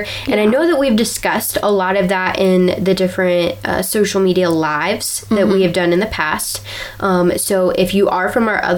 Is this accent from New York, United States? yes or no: no; Ohio, United States; we're from Ohio